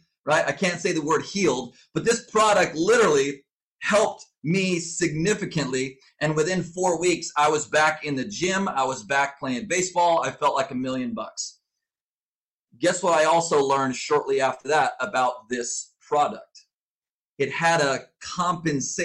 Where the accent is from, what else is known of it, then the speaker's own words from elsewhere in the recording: Southern California, United States; I was born and raised in Southern California. I grew up on the beach